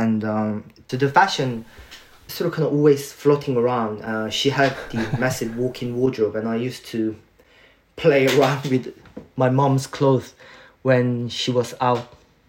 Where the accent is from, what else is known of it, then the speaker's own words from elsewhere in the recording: Seoul, South Korea; born there; English is a second language; I was born in Korea, Seoul.